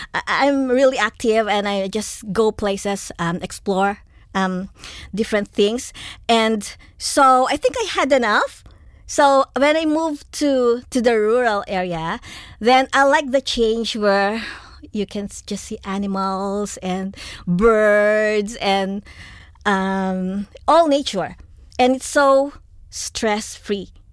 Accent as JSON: {"language": "English", "country": "Philippines", "tie": "born or raised there", "also_born_or_lived": "New Zealand / Melbourne, Australia", "moved": "yes", "lives_now": "Australia", "said": "I grew up in the Philippines"}